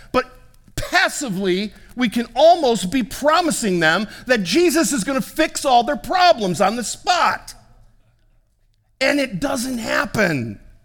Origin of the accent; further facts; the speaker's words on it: United States; being an American